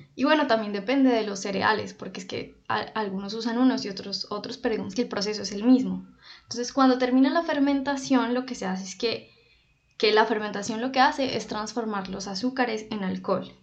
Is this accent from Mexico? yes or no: no; Popayán, Cauca, Colombia; yo soy de Popayán, Cauca, Colombia